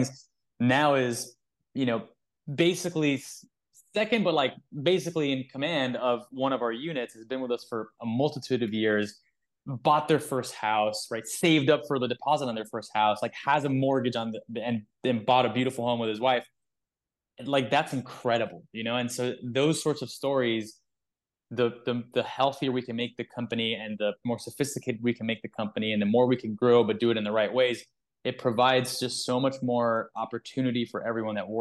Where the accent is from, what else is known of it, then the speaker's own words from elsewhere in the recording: South Florida, United States; we're from South Florida